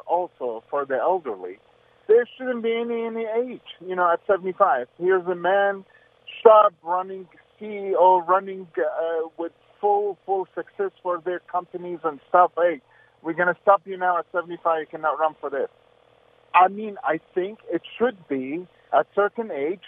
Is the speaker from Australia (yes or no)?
no; Syria; now in United States; I'm originally from Syria